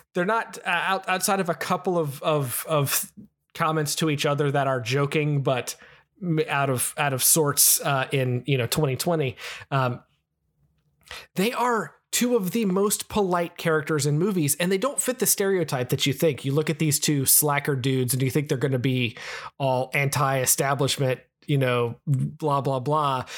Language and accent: English; United States; I'm American